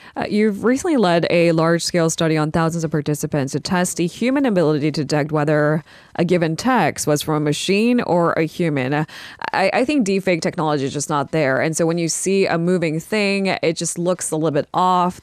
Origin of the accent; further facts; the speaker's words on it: United States; I am a Korean American